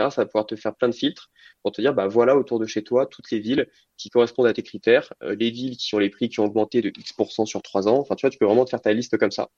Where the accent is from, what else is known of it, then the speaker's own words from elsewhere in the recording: Lyon, Auvergne-Rhône-Alpes, France; also born or lived in Clermont-Ferrand; je suis originaire de Lyon